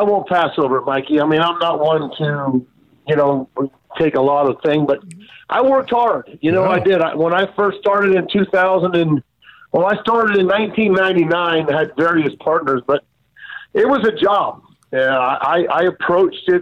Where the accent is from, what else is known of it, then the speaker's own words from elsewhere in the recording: South Florida, United States; also born or lived in Miami; I grew up in South Florida